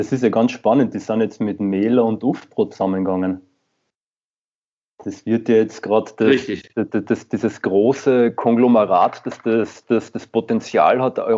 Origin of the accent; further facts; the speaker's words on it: Carinthia, Austria; ich komme ja selbst aus Kärnten, im Endeffekt